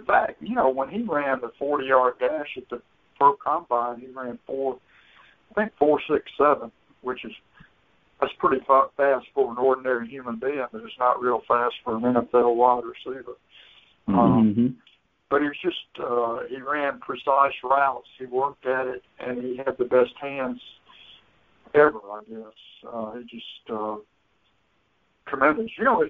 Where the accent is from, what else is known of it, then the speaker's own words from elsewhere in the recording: Hattiesburg, Mississippi, United States; I grew up in Hattiesburg